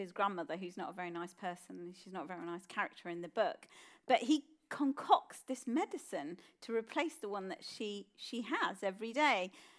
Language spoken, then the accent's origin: English; Slough, South East England, United Kingdom; I grew up in a house with seven people living in it. I grew up in Slough, and it was a tough childhood. There were a lot of people in our house, grandparents, my parents, my uncle, me and my sister.